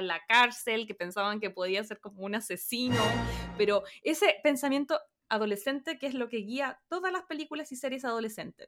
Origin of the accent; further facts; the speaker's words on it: Chile; moved away; mi imagen desde Chile, yo con, no sé, 12, 13, 14 años